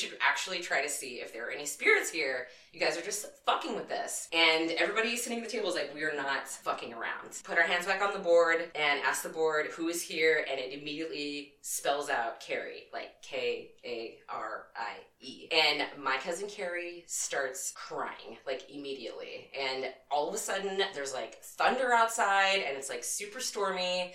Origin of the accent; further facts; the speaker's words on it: Southern California, United States; I grew up in Southern California